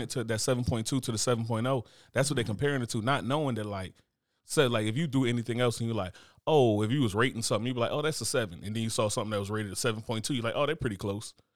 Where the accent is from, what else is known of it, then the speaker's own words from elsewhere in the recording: United States; I'm American